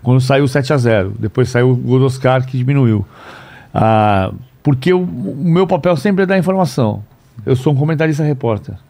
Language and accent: Portuguese; São Paulo, Brazil; Eu nasci em São Paulo, Rua Campevas 698, apartamento 33